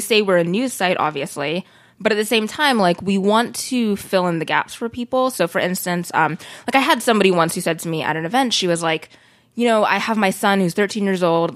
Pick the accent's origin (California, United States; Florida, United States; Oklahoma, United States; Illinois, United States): California, United States; Sacramento; I grew up in Sacramento, which is a very diverse city